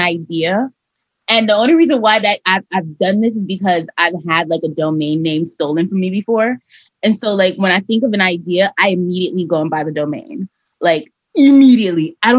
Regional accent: Miami, Florida, United States; Miami, Florida, baby. I am a Miami 305 city girl, Haitian American.

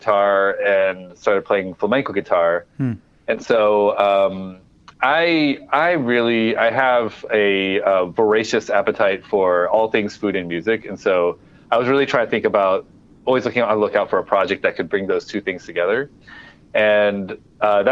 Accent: Midwest, United States; also born or lived in Cameroon; now in New York City, United States; When I was growing up in the Midwest

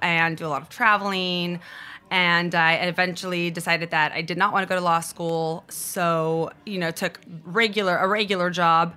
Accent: Cupertino, California, United States; moved away as an adult; also born or lived in Brazil / San Francisco; now in Los Angeles, United States; I moved to California when I was six years old. So I grew up in Cupertino

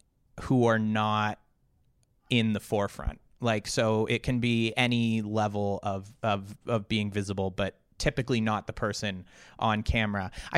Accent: Canada; I am a Canadian, yeah.

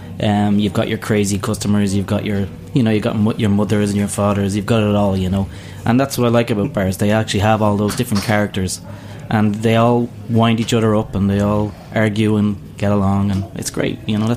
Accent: Ireland; now in New York, United States; I'm Irish

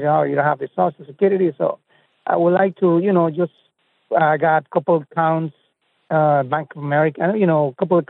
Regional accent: Canada; moved away as an adult; now in Florida, United States; Actually, we are Canadians, you know, family of four, my wife and two boys.

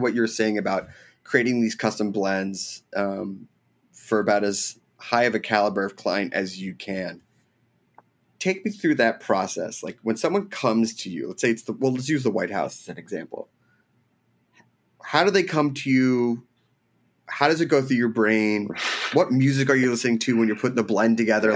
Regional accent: United States; we're American

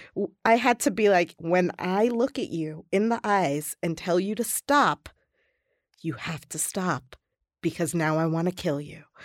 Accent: Atlanta, Georgia, United States; now in Denver, United States; I grew up in Atlanta, Georgia

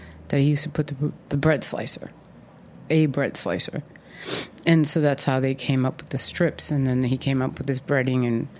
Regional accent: Boston, Massachusetts, United States; born or raised there

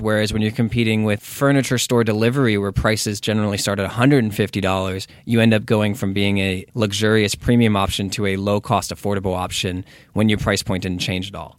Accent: Texas, United States; moved away as an adult; now in Los Angeles, United States; I'm from Texas.

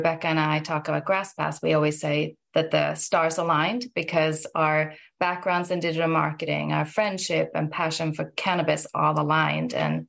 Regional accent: Sweden; moved away as an adult; now in Massachusetts, United States; And like you said, international. I'm from Sweden, been in the US for about 25 years right now

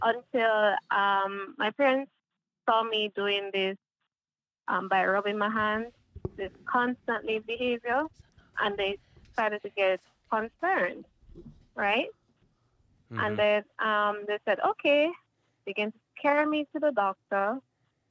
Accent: Kingston, Jamaica; I was born in Kingston, Jamaica.

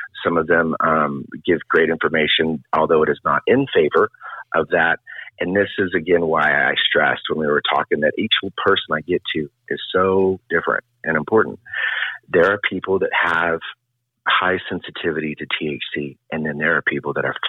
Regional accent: Oklahoma City, Oklahoma, United States; I grew up in Oklahoma City

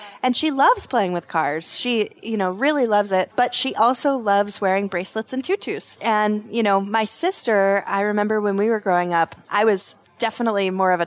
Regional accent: Los Alamos, New Mexico, United States; also born or lived in Santa Fe, New Mexico; I was raised in Los Alamos, New Mexico. That's where I was born. We moved to Santa Fe later

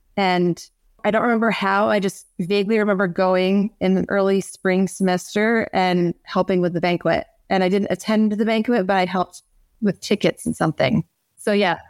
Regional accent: North Country, upstate New York, United States; we're both from the North Country, the real upstate, excuse me, Lisa, um, the real upstate, the North Country

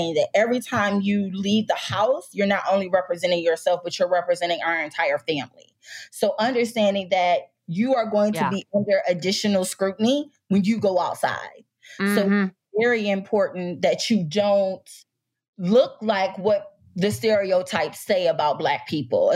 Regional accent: Detroit, Michigan, United States; moved away as an adult; now in Washington, D.C. area, United States; I'm originally from Detroit, Michigan, and went to Michigan State undergrad

